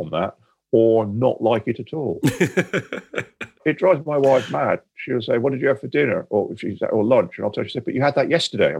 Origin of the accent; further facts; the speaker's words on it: Sheffield, Yorkshire and the Humber, United Kingdom; born there; I'm not a football fan, but I was born in Sheffield.